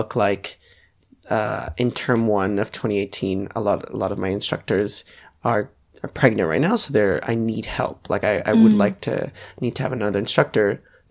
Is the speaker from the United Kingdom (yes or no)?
no; Edmonton, Alberta, Canada; moved away as an adult; now in Melbourne, Australia; I will always remember my hometown. That's where I started